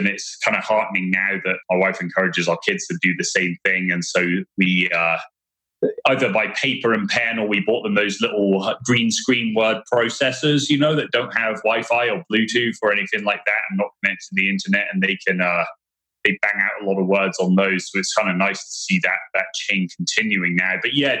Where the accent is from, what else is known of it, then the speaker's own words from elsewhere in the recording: England, United Kingdom; now in United States; my friend Luke was up in New York at the time, and I grew up with him in England